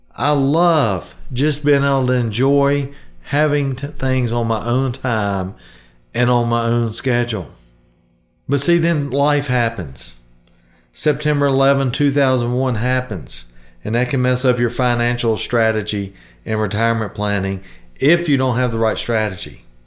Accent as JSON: {"language": "English", "region": "the South", "country": "United States", "said": "I, I'm from the South. We say ain't"}